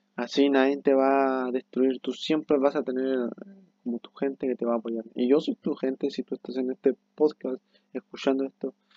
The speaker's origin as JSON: {"language": "Spanish", "country": "Chile", "said": "soy de Chile"}